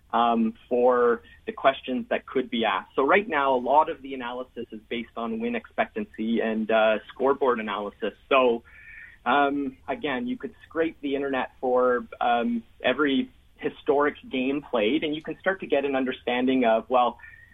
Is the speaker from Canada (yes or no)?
yes; Ottawa, Ontario, Canada; I actually grew up most of my life in Ottawa